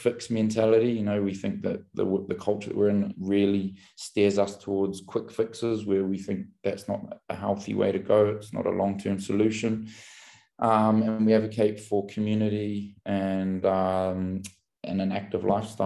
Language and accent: English; Auckland, New Zealand; also born or lived in Kaitaia, New Zealand; now in London, United Kingdom; I grew up in New Zealand. I was born in the far north of New Zealand, a little tiny town called Kaitaia, and then I grew up in Auckland, which was the biggest city